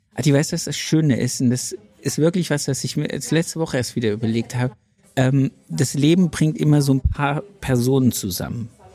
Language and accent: German; Bremen, Germany; ich komme aus Bremen